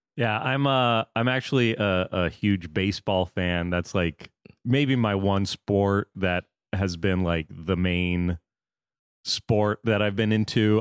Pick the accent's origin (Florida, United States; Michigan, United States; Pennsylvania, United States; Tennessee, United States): Florida, United States; also born or lived in New York; now in Los Angeles, United States; I grew up in Florida, so I was a Marlins fan, lived in New York